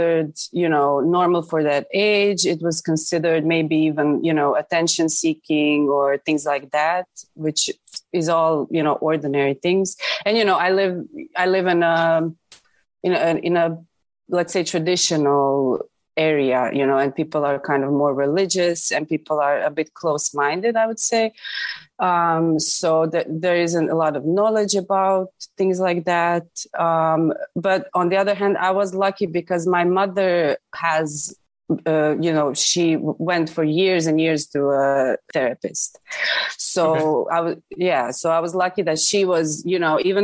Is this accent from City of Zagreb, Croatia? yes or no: no; Zadar, Zadar County, Croatia; also born or lived in Zagreb, Croatia; I'm from Zadar, Croatia.